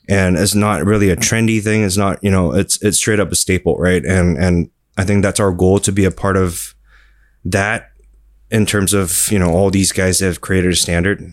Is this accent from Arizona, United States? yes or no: no; Fremont, California, United States; moved away as an adult; now in Singapore; I was born in Singapore and I grew up in California